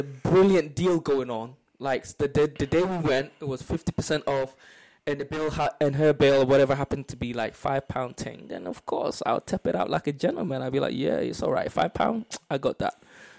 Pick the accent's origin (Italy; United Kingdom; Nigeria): Nigeria; I know as a Nigerian, you want any other person but yourself to pay the bill.